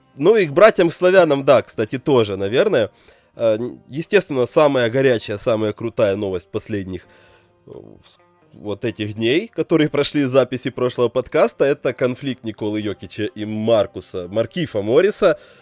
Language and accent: Russian; Belarus